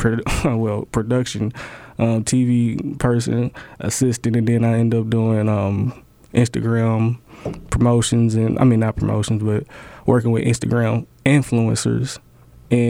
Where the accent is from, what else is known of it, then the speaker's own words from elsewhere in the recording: Indianapolis, Indiana, United States; moved away; also born or lived in Raleigh, North Carolina; I'm from Indiana, Indianapolis, a.k.a. Naptown.